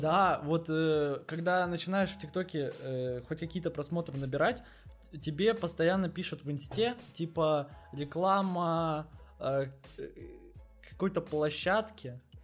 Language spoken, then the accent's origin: Russian; Alzamay, Irkutsk Oblast, Russia; moved away; Я из маленького э, поселка городского типа под названием Алзамай, это в Иркутской области